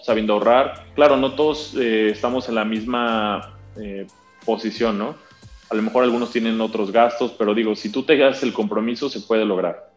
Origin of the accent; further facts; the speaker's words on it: León, Guanajuato, Mexico; moved away as an adult; also born or lived in Guadalajara; yo soy nacido en León, Guanajuato, yo nací el 8 de octubre del 93.